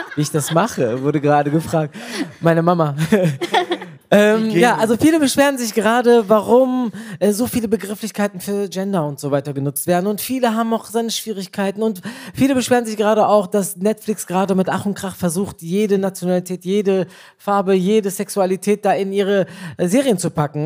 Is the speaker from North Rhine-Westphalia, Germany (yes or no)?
yes; Bielefeld, North Rhine-Westphalia, Germany; moved away as an adult; also born or lived in Turkey; now in Cologne, Germany; meine Eltern stammen aus der Türkei, ich bin in Bielefeld geboren